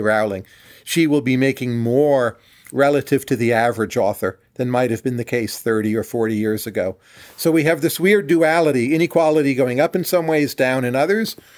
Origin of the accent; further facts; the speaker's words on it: northern New Jersey, United States; I was born in northern New Jersey, where I grew up